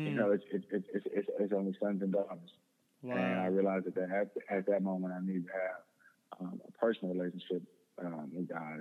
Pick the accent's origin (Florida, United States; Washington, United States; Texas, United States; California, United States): Texas, United States; Houston; just grew up in Houston area, like you said. I went to Klein Forest High School out here on the northwest side of Houston